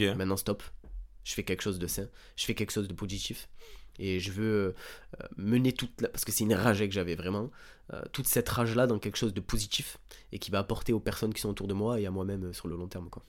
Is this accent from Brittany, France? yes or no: no; Bouches-du-Rhône, Provence-Alpes-Côte d'Azur, France; j'ai grandi dans les Bouches-du-Rhône, dans un petit village